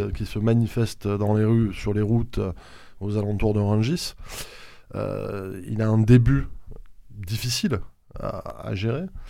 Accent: Haute-Garonne, Occitania, France; chez nous en Haute-Garonne

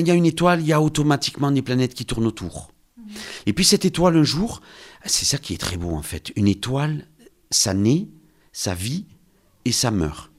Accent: Lourdes, Occitania, France; je suis de Lourdes, donc on est un peu chauvin

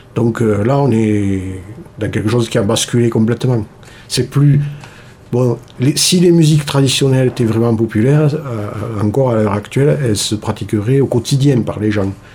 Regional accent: Toulouse, Occitania, France; moved away as an adult; now in Cardaillac, France; natif de Toulouse

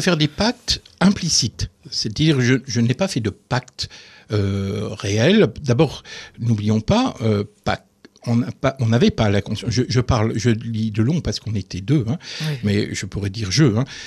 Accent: the North, Hauts-de-France, France; now in Moselle, France; je suis originaire du Nord

